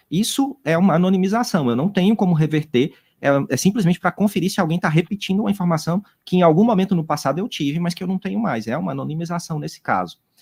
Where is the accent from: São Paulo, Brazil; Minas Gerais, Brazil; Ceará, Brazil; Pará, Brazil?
Ceará, Brazil; Juazeiro do Norte; eu sou aqui do interior do Juazeiro do Norte